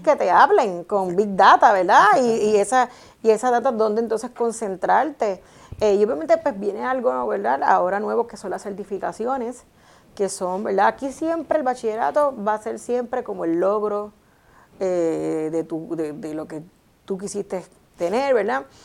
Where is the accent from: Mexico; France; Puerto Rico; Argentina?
Puerto Rico; mi país